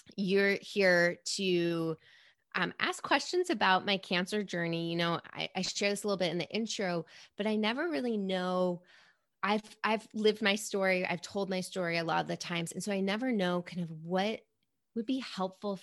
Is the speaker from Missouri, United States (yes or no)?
no; New York City, New York, United States; I grew up in New York City, born and raised